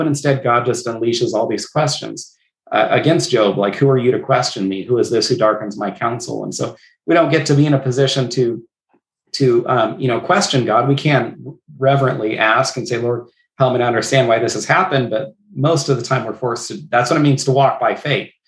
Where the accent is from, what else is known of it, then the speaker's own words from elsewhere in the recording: Northern California, United States; moved away as an adult; now in Southwest Washington, United States; My wife and I grew up in Northern California together, came to Washington for the uh, pastor position